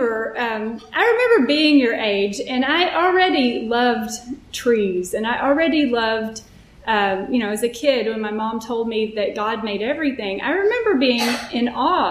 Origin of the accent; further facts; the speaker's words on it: Texas, United States; I grew up Southern Baptist in Texas